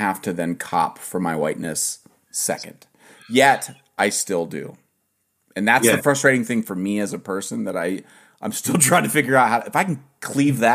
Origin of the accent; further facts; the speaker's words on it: Ohio, United States; I'm from Ohio